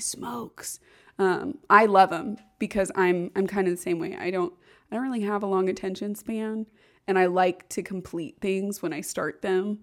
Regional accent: Overland Park, Kansas, United States; moved away; also born or lived in Indiana; I grew up in the Kansas City area, Overland

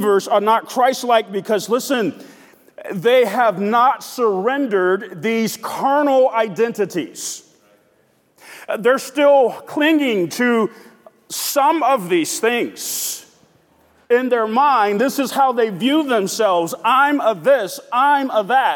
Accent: Decatur, Georgia, United States; I grew up in an urban suburb of the city of Atlanta. I grew up in South Decatur

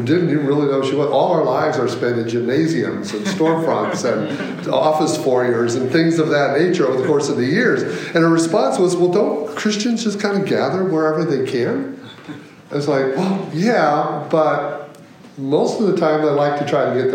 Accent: Michigan, United States; moved away as an adult; also born or lived in Virginia; now in Chicago, United States; I'm from Michigan. My wife and I both grew up in Michigan

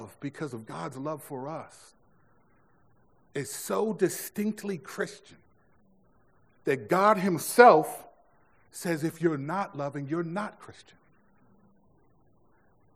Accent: United States; This is my country

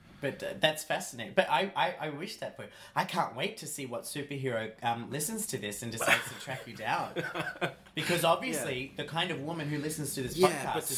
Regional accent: Australia; first language English; now in Iceland

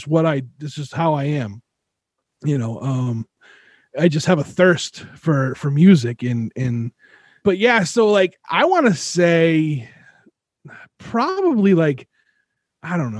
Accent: Southern Rhode Island, United States; growing up where I lived in Rhode Island, Southern Rhode Island

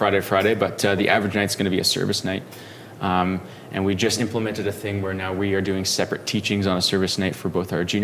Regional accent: Drumheller, Alberta, Canada; I grew up in a small town called Drumheller, Alberta

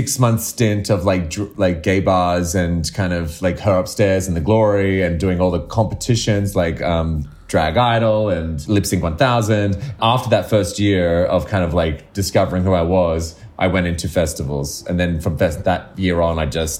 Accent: Sydney, New South Wales, Australia; now in United Kingdom; I'm from Sydney

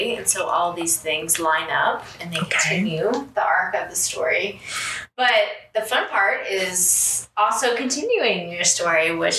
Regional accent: Hamilton, Virginia, United States; also born or lived in Leesburg; I grew up in Northern Virginia.

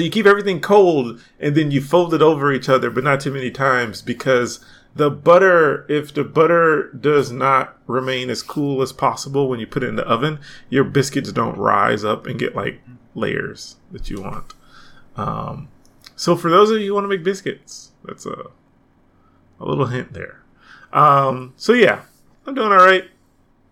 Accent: Atlanta, Georgia, United States; grumpy Atlanteans like myself

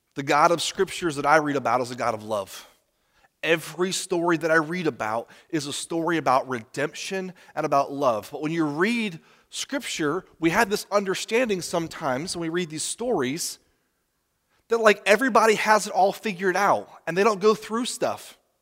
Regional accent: United States; as Americans, especially as American Christians

